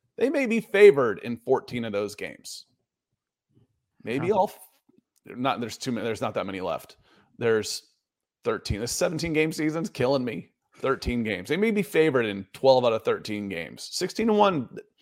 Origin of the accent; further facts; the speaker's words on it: Georgia, United States; also born or lived in Akron, Ohio; I was born in Akron, moved down to Georgia when I was five.